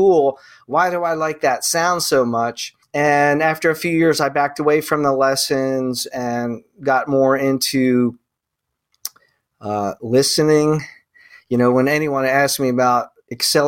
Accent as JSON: {"language": "English", "town": "Mantua", "region": "New Jersey", "country": "United States", "tie": "born or raised there", "said": "I grew up in the Jersey farms, the tomato farms and peach farms"}